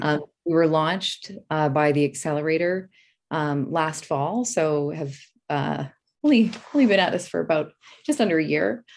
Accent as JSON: {"language": "English", "region": "Alberta", "country": "Canada", "tie": "born or raised there", "said": "I grew up in Alberta"}